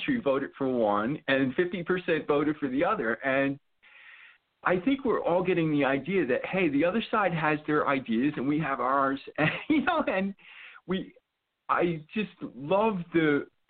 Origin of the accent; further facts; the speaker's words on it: New York City, New York, United States; I grew up in the New York City area